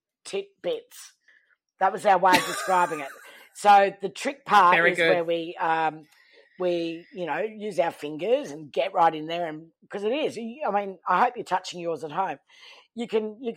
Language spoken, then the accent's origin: English; Townsville, Queensland, Australia; from Townsville